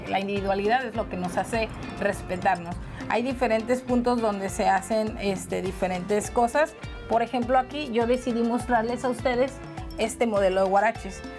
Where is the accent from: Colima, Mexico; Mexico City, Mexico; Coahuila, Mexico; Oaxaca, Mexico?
Colima, Mexico